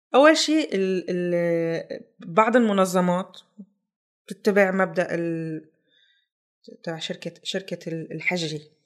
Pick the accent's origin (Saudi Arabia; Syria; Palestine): Syria; moved away as an adult; now in Germany; طلعت من سوريا ب، ألف، ب نيسان ألفين وثلاثة عشر